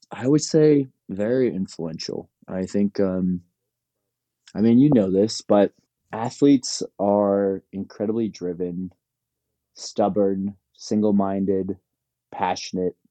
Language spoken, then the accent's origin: English; Palos Verdes, California, United States; I'm from Palos Verdes